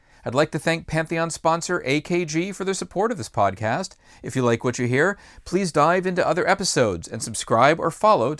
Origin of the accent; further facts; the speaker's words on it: Massachusetts, United States; my home state of Massachusetts